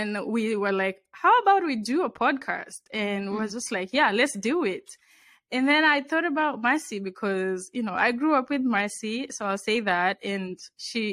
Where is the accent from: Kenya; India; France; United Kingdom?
Kenya; now in Washington, United States; I was also born and raised in Kenya, and I currently live in the DC area.